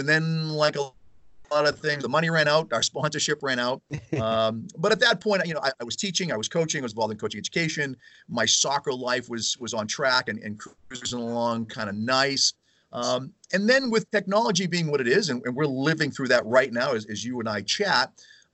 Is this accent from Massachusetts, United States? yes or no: yes; Weymouth, Massachusetts, United States; Weymouth just outside of Boston, which is my hometown